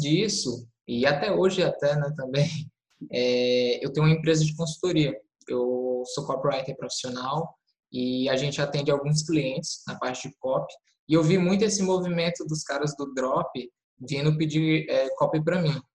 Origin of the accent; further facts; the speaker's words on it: Teresina, Piauí, Brazil; eu sou de Teresina, Piauí